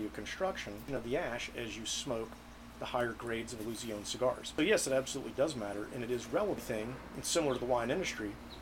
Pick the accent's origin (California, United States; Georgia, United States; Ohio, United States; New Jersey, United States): Georgia, United States; Atlanta; I grew up in Atlanta, so it was very common for me to hear axing